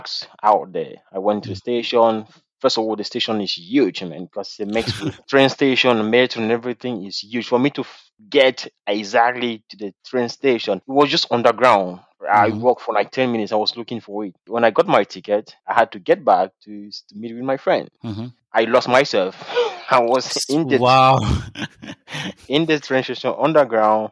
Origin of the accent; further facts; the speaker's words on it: Douala, Littoral, Cameroon; I'm from Douala